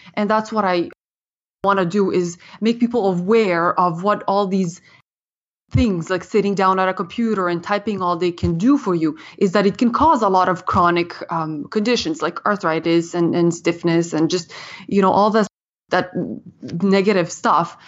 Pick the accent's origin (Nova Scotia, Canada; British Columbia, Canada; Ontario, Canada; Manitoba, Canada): Ontario, Canada; Ottawa; moved away as an adult; also born or lived in Serbia; now in Toronto, Canada; I came to Canada from Serbia in nineteen ninety-six, and, uh, I grew up and was educated in, in Ottawa. And, uh, so I spent most of my childhood there